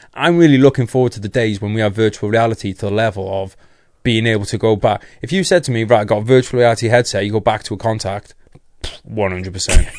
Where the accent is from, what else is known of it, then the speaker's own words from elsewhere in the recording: North Wales, United Kingdom; I'm from North Wales